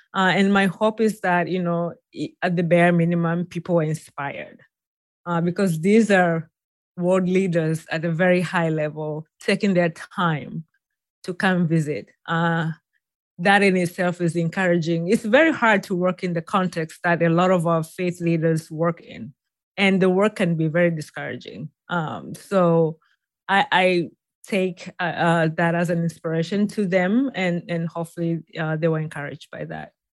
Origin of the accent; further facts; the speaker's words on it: Tanzania; moved away as an adult; now in United States; I was born and raised in Tanzania